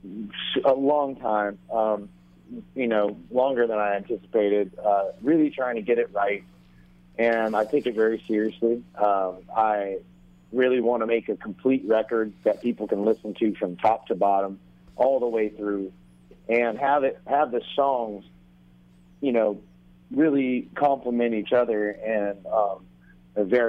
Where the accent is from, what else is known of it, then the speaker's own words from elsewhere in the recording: Myrtle Beach, South Carolina, United States; also born or lived in St. Simons Island, Georgia; now in Nashville, United States; I'm originally from Myrtle Beach, South Carolina